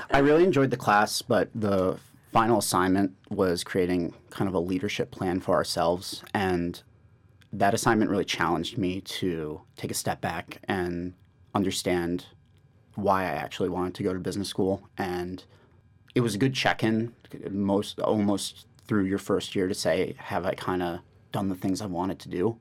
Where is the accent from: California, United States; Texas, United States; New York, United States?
New York, United States; I'm from New York, born and raised.